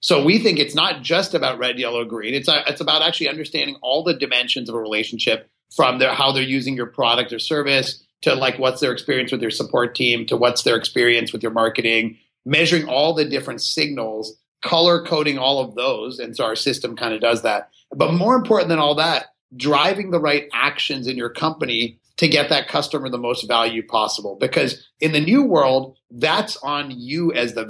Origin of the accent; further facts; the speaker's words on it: Pittsburgh, Pennsylvania, United States; I grew up in Pittsburgh, Pennsylvania